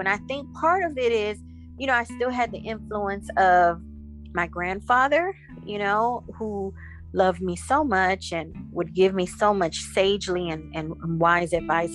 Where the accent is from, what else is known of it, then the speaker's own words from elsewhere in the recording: Inglewood, California, United States; also born or lived in Savanna-la-Mar, Jamaica / Florida; I've been a California Inglewood slash LA baby, and so California is pretty much um, all I know.